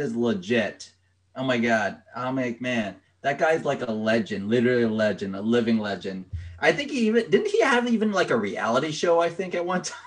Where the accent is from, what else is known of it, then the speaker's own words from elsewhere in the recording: Rockville, Maryland, United States; I'm from Rockville, Maryland.